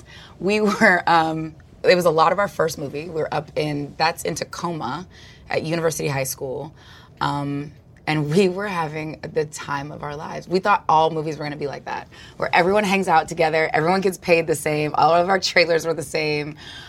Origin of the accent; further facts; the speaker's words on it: Australia; I guess, like, you're forced to learn the didgeridoo as an Australian, because they all seem to know how to play it.